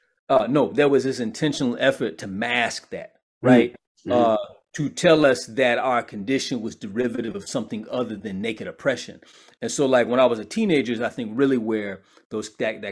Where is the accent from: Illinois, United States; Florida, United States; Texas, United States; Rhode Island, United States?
Illinois, United States; Chicago; I'm from Chicago. So, you know, growing up in Chicago had an indelible impact on my development